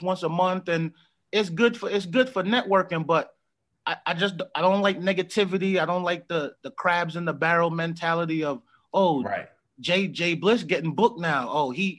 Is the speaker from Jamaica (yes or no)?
yes; Jamaica; I'm Jamaican. So I was born in Jamaica, whole family born in Jamaica, brothers and sisters.